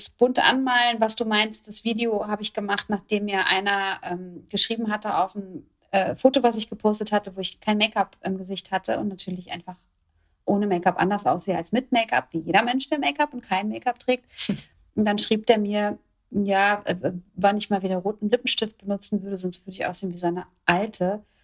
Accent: Kronberg, Hesse, Germany; in einer Airbnb-Wohnung in meiner alten Heimat in Kronberg

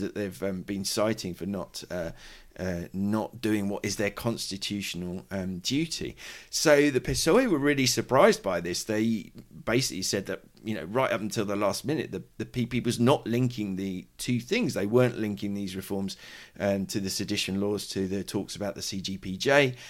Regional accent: United Kingdom; now in Madrid, Spain; I'm a British journalist

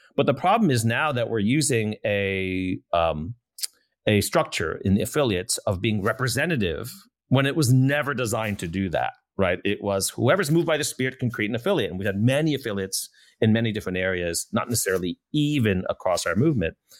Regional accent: United States; being an American

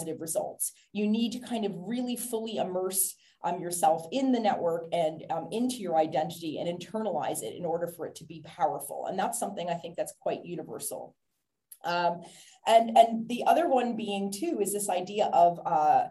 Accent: Canada; now in Ireland; I live in Ireland, but I'm Canadian

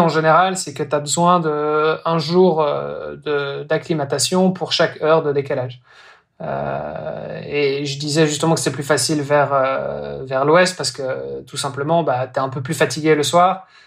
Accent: Belgium; now in Brittany, France; je suis belge

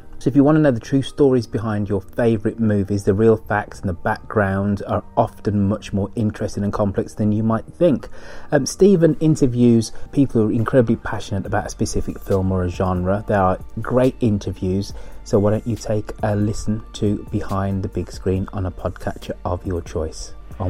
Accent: United Kingdom; But I am a British person looking at American politics from the outside.

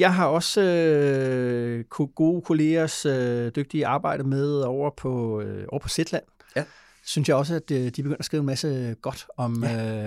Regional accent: Denmark; som dansker

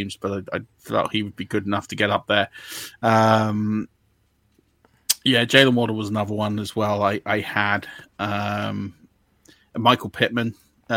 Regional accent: England, United Kingdom; I'm English.

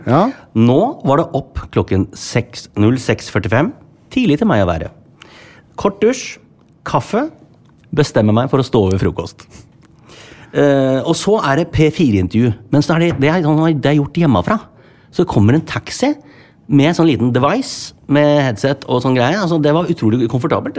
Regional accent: Sandefjord, Vestfold, Norway; moved away; en jobb jeg skal gjøre i hjembyen min

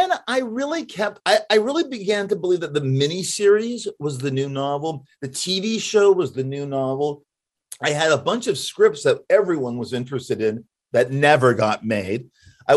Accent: Los Angeles, California, United States; I grew up in Hollywood

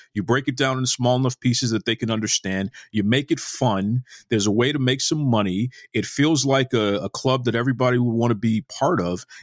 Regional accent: Boston, Massachusetts, United States; Growing up in Boston, which is a hockey town

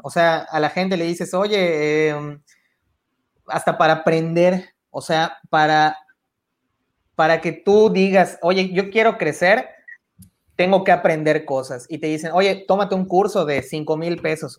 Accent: Mexico; como mexicanos

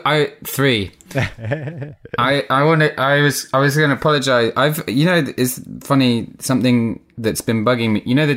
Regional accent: South Africa; born there; I was born in South Africa. My dad was an actor. He was on tour with a play, and my mum, whose parents, had gone out to South Africa to be teachers, was living in South Africa, and she met my dad.

